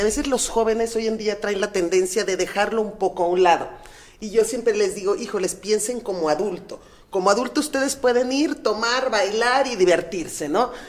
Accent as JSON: {"language": "Spanish", "region": "Mexico City", "country": "Mexico", "moved": "as an adult", "lives_now": "Guadalajara, Mexico", "said": "yo soy de la Ciudad de México, por azares del destino me vine a Guadalajara"}